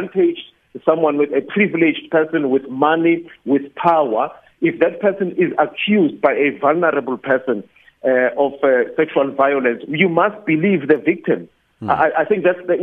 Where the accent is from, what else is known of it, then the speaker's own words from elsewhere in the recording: South Africa; as a South African, as someone who lives in a country where there is a rape culture